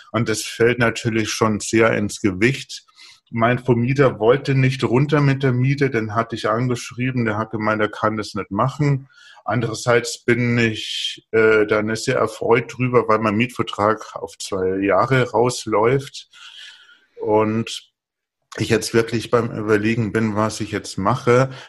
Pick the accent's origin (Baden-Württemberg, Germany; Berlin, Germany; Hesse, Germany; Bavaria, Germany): Bavaria, Germany; Ich komme aus Bayern, ich trinke nur Bier, also.